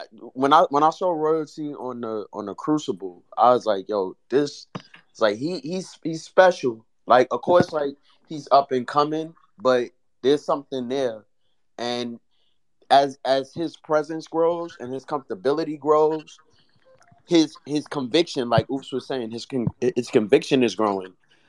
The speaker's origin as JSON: {"language": "English", "town": "Harlem", "region": "New York", "country": "United States", "tie": "born there", "said": "okay, I was born in Harlem."}